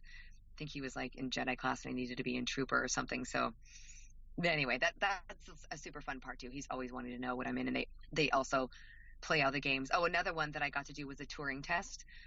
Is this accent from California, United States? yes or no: no; Idaho, United States; We, we're both from Idaho